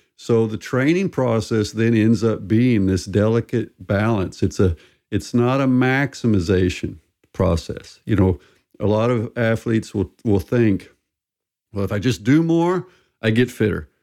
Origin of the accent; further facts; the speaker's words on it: southern U.S., United States; I'm American and, and grew up in the United States in the southern U.S.